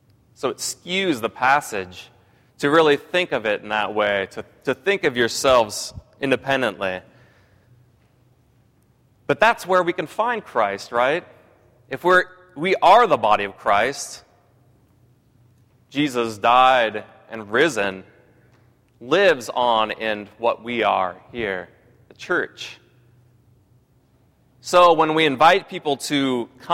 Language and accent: English; Pasco, Washington, United States; moved away; I grew up in a town that was also considered the wretched third of the Tri-Cities in Washington State.